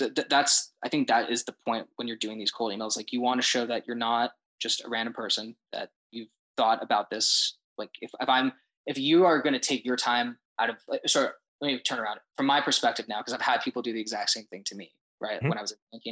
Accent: Denver, Colorado, United States; moved away; I'm originally from Denver, Colorado, and I'm currently a junior at my university

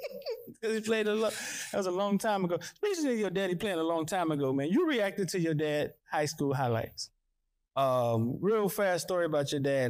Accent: North Carolina, United States; I'm from North Carolina

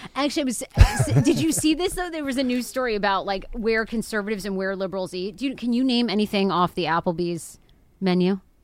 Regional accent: Maine, United States; I'm from Maine.

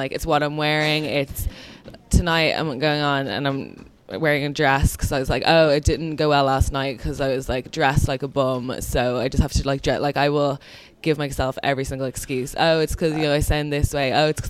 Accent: Dublin, Leinster, Ireland; accent: American; Here, in Dublin.

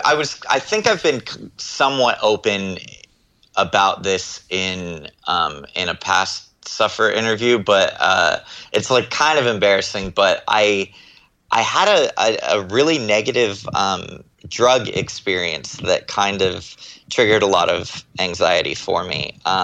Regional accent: Texas, United States; born there; moved away; also born or lived in Florida / California; I was born in Texas. And my family moved around a lot. We moved to Florida for a while and then moved to moved to California

